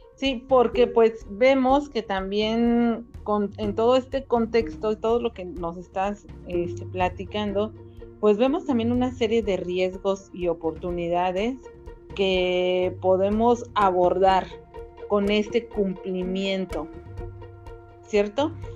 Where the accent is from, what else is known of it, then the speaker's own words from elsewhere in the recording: Cancún, Quintana Roo, Mexico; los dos somos de Cancún